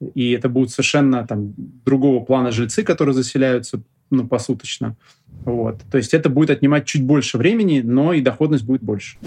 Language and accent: Russian; Russia; я родился сам в России, здесь всю жизнь живу